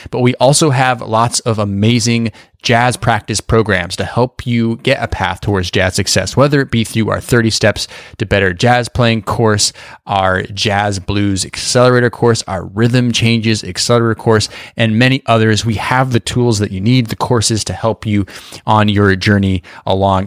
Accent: Boise, Idaho, United States; moved away; also born or lived in New York City; I grew up in Boise, Idaho

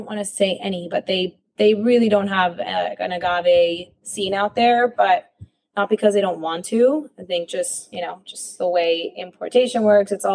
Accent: Miami, Florida, United States; also born or lived in Mexico City; I was born in Mexico City, but yeah, I grew up here in Miami

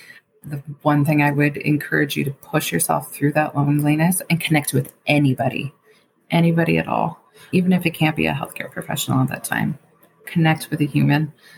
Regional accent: Queens, New York, United States; Now, I grew up in Queens County, and I know not everybody has those resources.

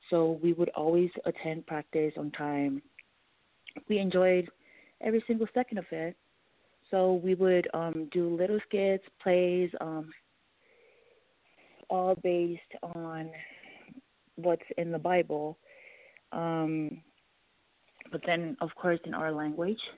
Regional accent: American Samoa; now in Denver, United States; I'm originally from American Samoa, and right now I am living in Denver.

